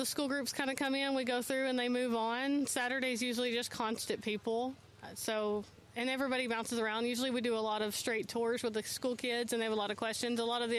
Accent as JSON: {"language": "English", "town": "Sheffield", "region": "Texas", "country": "United States", "tie": "born or raised there", "said": "I grew up in Sheffield, okay. which is a couple hour drive from here"}